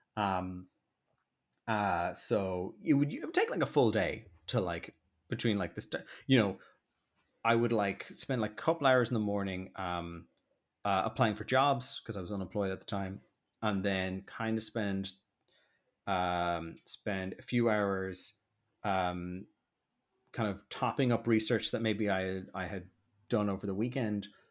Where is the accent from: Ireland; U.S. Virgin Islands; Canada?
Ireland; Dublin, Leinster; accent: posh; moved away as an adult; also born or lived in Limerick; now in London, United Kingdom; I love Rat Minds, it's where I grew up.